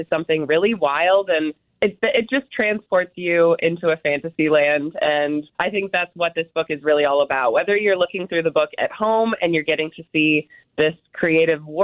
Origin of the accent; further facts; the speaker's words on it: Wisconsin, United States; I grew up in Wisconsin